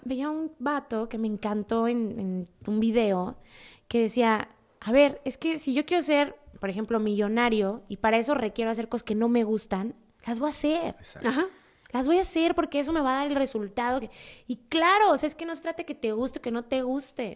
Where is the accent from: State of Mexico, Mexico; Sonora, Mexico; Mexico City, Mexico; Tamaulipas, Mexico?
Mexico City, Mexico; yo soy de Ciudad de México